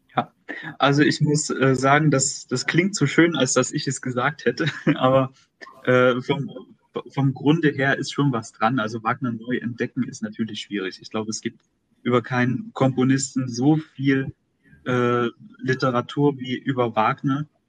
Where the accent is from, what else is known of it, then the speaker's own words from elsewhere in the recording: Dresden region, Saxony, Germany; also born or lived in Weimar; ich bin hier in der Region Dresden aufgewachsen, äh, geboren und habe mein Abitur gemacht